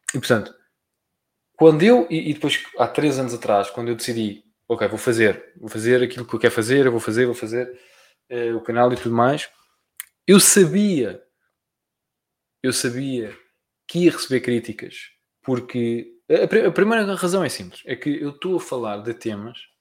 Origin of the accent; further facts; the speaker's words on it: Portugal; eu sou português, né? pronto. mas e, e que pronto, e que nasci em Portugal